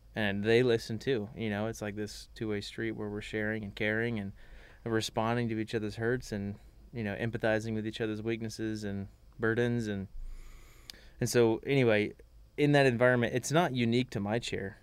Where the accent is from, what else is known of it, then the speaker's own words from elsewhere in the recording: Magnolia, Texas, United States; I'm from Magnolia, Texas